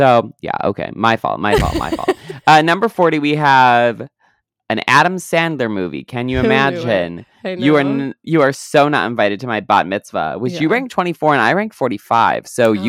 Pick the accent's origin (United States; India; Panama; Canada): Canada; Well, I am Canadian, so yeah.